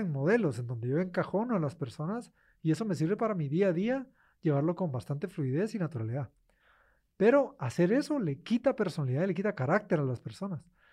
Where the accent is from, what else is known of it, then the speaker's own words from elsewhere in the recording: Guatemala; moved away as an adult; yo como guatemalteco en el extranjero